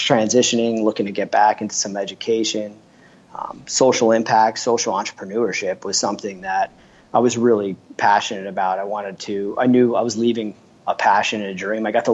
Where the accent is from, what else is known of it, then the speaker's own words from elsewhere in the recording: New Jersey, United States; I grew up in New Jersey